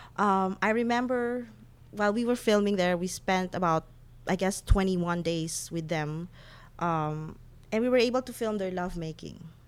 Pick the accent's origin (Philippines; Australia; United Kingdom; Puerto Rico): Philippines